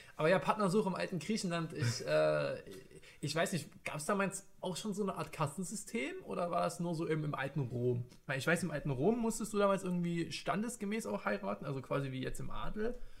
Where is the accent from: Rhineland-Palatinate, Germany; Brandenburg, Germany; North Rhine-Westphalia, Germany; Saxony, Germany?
Saxony, Germany; Leipzig; bin geboren und aufgewachsen im wunderschönen Leipzig